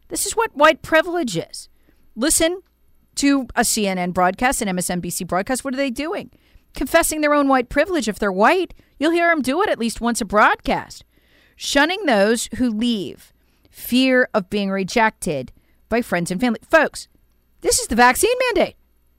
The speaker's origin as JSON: {"language": "English", "region": "South Carolina", "country": "United States", "tie": "born or raised there", "said": "It's happening right now in my home state of South Carolina."}